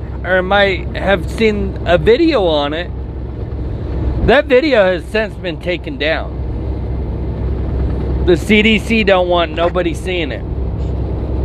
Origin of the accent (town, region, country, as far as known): United States